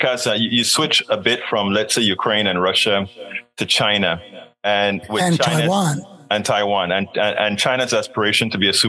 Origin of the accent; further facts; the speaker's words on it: Panama; now in United States; being a person from another country myself, I'm a naturalized American citizen. I'm from Panama.